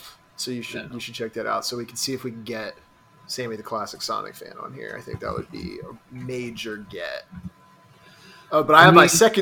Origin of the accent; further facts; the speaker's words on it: Utica, New York, United States; Well, I'm from Utica. I've never heard anybody use the phrase steamed hams.